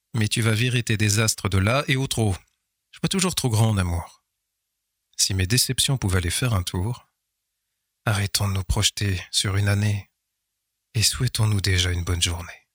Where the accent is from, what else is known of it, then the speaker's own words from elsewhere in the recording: Nivelles, Wallonia, Belgium; ma ville natale